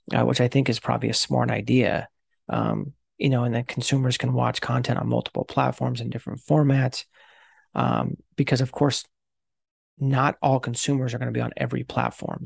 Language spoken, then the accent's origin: English; Los Angeles, California, United States; I grew up in Los Angeles